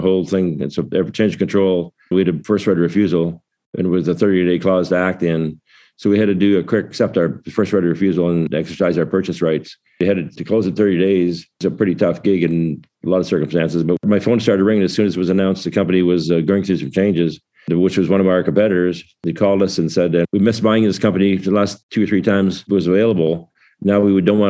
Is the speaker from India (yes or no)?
no; Waterloo, Ontario, Canada; my hometown of Waterloo, Canada